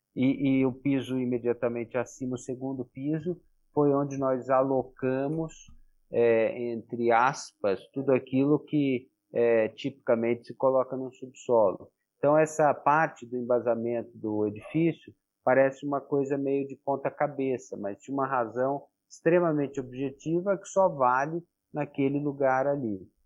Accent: Brazil; como brasileiro

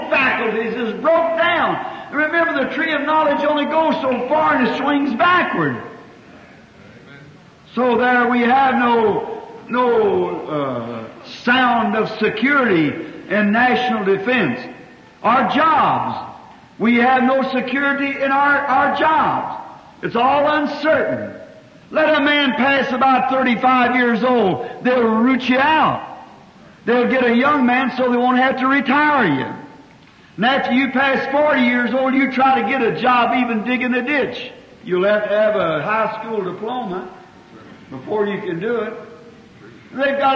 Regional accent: United States; I'm an American

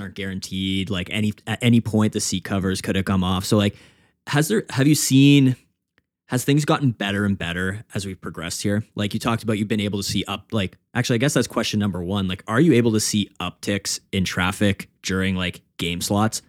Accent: Canada; I'm a Canadian

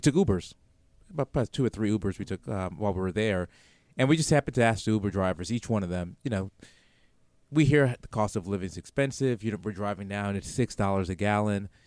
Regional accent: New York City, New York, United States; moved away; I'm from New York City originally

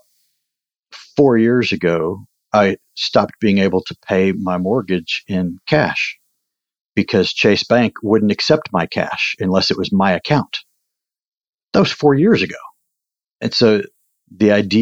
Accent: Fort Worth, Texas, United States; now in Cedar Park, United States; I grew up in Fort Worth, actually, is where I spent most of my childhood.

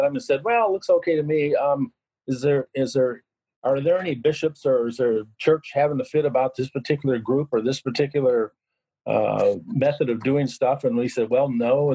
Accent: Yakima, Washington, United States; also born or lived in Seattle, Washington / Sun Valley, Idaho; I'm originally from Yakima

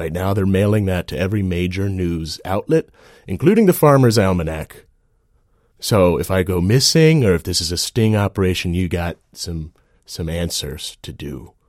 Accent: Virginia, United States; I'm from Jefferson County, Virginia. I grew up in a big family.

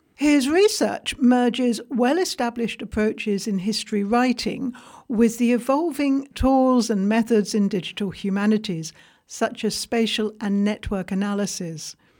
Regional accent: England, United Kingdom; I'm English.

